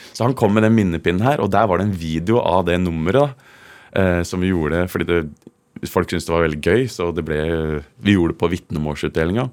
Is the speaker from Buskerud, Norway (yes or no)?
yes; Kongsberg, Buskerud, Norway; moved away; also born or lived in Hovedøya, Oslo; hjemme i Kongsberg